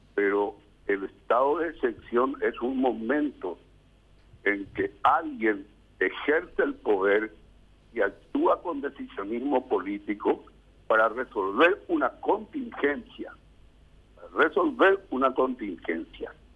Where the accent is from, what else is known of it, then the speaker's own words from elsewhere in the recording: Coronel Oviedo, Caaguazú, Paraguay; mi pueblo, en Coronel Oviedo